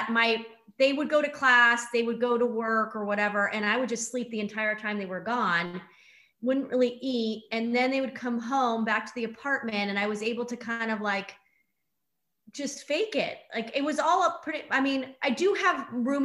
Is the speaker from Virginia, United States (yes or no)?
no; San Diego, California, United States; I'm from San Diego